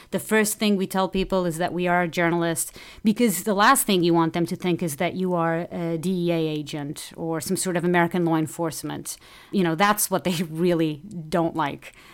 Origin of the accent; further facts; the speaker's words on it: Portugal; moved away; I'm from Portugal